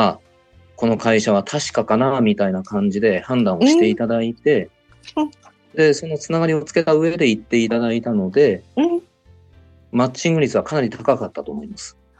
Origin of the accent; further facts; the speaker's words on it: Chiba, Japan; also born or lived in Hokkaido; 自分の地元でもありますし